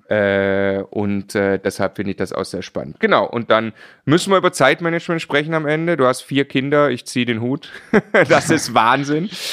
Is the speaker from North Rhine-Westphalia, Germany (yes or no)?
no; Baden-Württemberg, Germany; als Schwabe